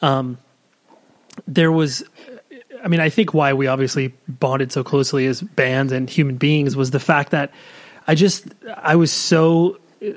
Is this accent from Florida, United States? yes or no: no; Southern California, United States; we in Southern California